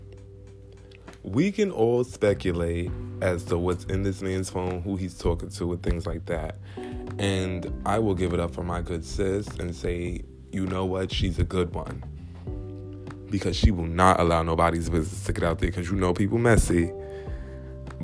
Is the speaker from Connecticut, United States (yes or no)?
no; New York City, New York, United States; I'm from Brooklyn, New York